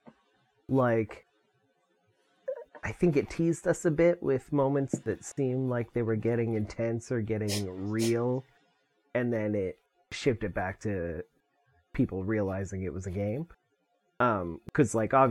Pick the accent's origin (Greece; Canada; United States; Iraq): Canada; as a Canadian